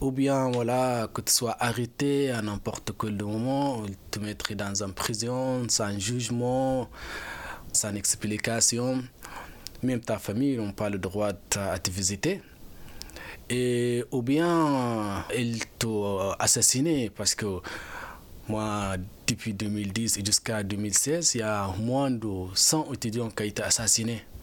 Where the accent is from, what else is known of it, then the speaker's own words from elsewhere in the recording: Sudan; moved away as an adult; now in France; je suis parti du Soudan et je suis arrivé en France. En arrivant en France, j'ai déposé une demande pour avoir le statut de réfugié.